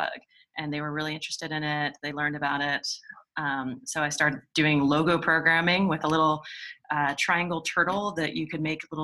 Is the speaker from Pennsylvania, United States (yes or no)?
yes; Pittsburgh, Pennsylvania, United States; I grew up in Pittsburgh